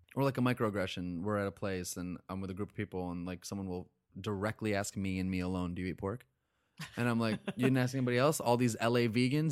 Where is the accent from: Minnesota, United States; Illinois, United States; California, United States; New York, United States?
New York, United States; upstate; also born or lived in Boston; I grew up in upstate New York.